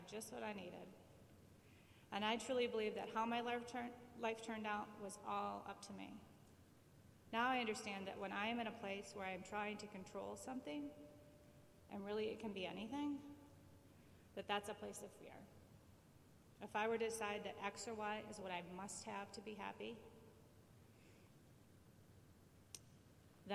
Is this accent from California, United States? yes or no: no; Plymouth, Michigan, United States; moved away as an adult; also born or lived in Florida; I grew up in Plymouth, Michigan, which is a lovely little town in the suburbs of Detroit